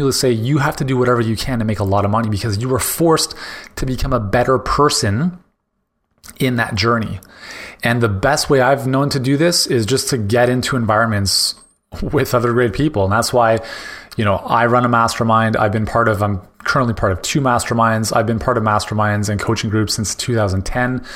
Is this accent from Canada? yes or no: yes; Canada; as a Canadian